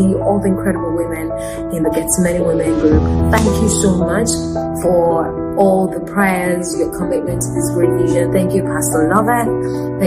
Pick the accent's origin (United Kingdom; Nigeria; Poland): Nigeria; I was the only one nominated as a Nigerian in the category